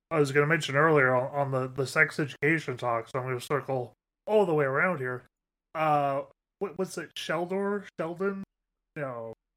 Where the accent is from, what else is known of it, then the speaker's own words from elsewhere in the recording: Canada; being Canadian